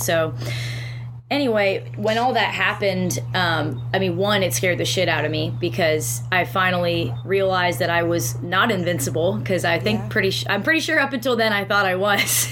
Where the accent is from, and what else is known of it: Canada